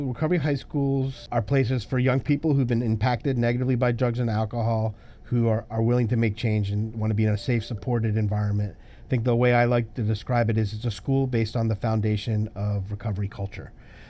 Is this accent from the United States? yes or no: yes; Groton, Connecticut, United States; also born or lived in Hawaii / Washington, D.C. / Washington; So I grew up in Hawaii and Washington, D.C. and upstate Washington. But I spent my high school years in Connecticut. My father was stationed at the submarine base in Groton, Connecticut. So I say I grew up in the Northeast.